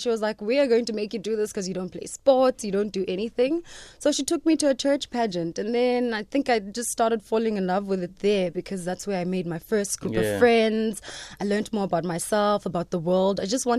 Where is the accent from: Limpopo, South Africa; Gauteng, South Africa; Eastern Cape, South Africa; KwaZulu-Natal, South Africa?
Eastern Cape, South Africa; Tsolo; now in Johannesburg, South Africa; I'm from Utsolo, Esdwadweni in the Eastern Cape.